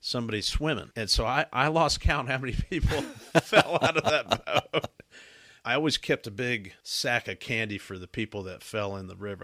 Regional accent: the South, United States; growing up in the South

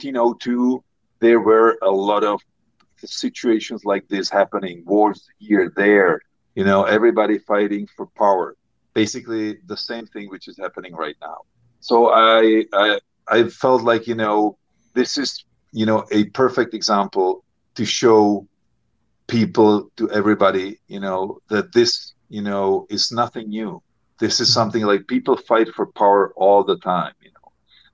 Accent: Prague, Czechia; English is a second language; Yes. I grew up in Prague. I have a cottage in South Bohemia, which is basically, you know, the area where Jan Žižka was fighting.

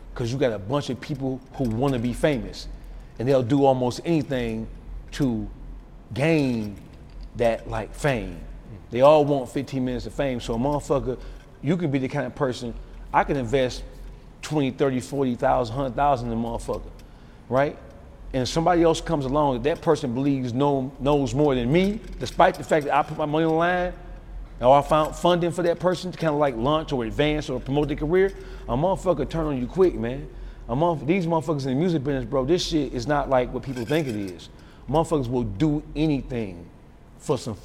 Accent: Detroit, Michigan, United States; Detroit is a different animal. I'm from Detroit.

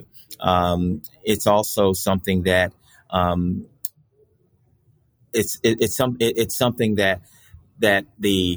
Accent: Florida, United States; moved away as an adult; also born or lived in Chicago; I am a native Floridian

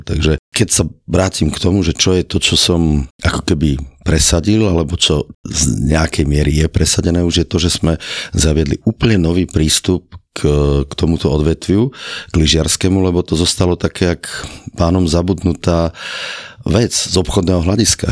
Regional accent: Mengusovce, Prešov Region, Slovakia; Ja som teda ako vyrastal v dedine Mengusovce, ako detstvo som tam prežil pod, pod kopcami

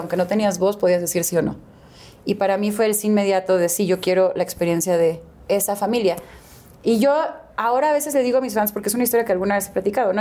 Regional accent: Guadalajara, Jalisco, Mexico; also born or lived in Houston, Texas, United States; nací em, en Houston, pero me crié en Guadalajara

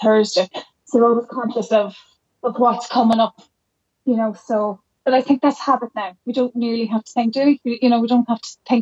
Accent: Jenkinstown, Leinster, Ireland; We're from Jenkinstown in between Dundalk and the borders

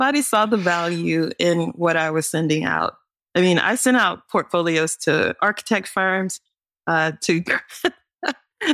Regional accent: North Carolina, United States; I'm from North Carolina.

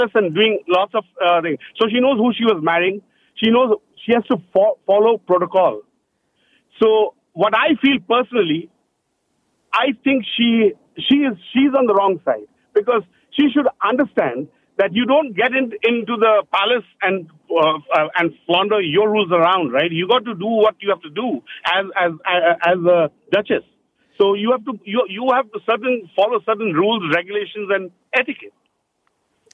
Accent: India; moved away as an adult; now in Scarborough, Canada; from India. I came to Canada in 2008.

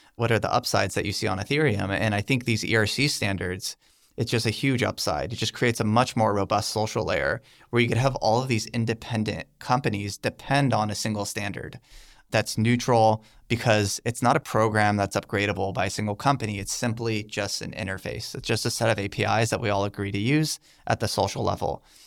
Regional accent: United States; I'm an American

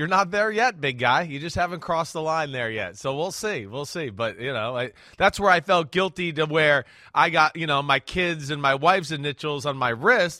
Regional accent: New Jersey, United States; Hey, I'm from Jersey.

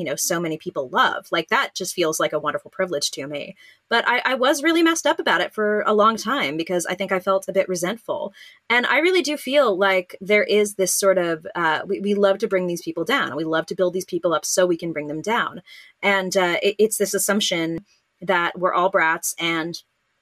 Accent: California, United States; I'm from California

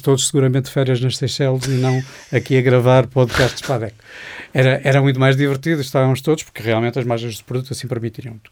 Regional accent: Porto, Norte, Portugal; now in Lisbon, Portugal; Eu, eu, sou portuense, vivo em Lisboa

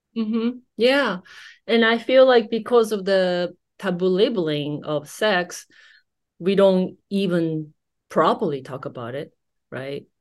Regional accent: Japan; growing up in Japanese society

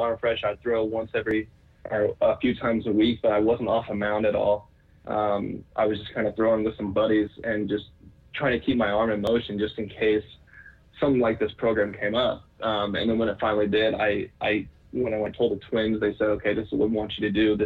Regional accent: Colorado, United States; growing up in Colorado as a whole

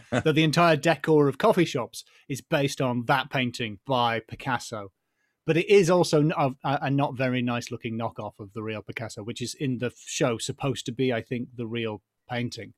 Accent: United Kingdom; we're British, so the police as standard don't carry guns

